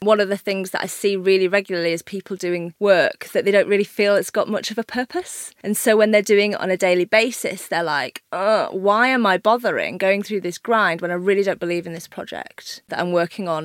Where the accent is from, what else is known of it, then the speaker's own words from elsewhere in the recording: Yorkshire and the Humber, United Kingdom; I'm from Yorkshire. My dad had a pub.